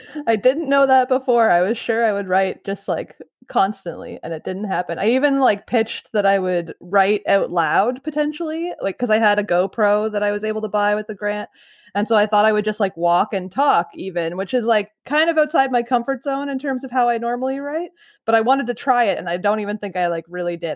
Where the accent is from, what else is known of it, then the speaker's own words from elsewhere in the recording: Ottawa Valley, Ontario, Canada; now in Peterborough, Canada; I grew up kind of in the Ottawa Valley area, but I live in Peterborough now